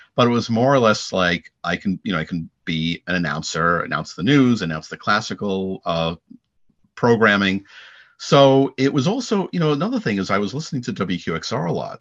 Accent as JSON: {"language": "English", "area": "Long Island", "region": "New York", "country": "United States", "said": "I'm, I'm from Long Island"}